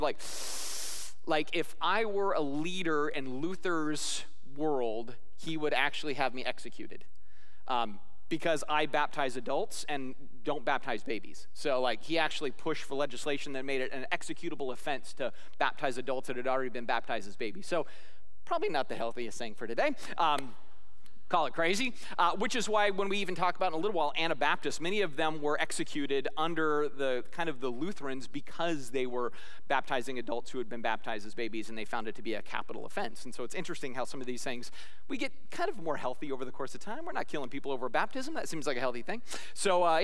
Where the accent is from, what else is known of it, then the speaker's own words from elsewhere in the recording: Scotland, United Kingdom; I'm Scottish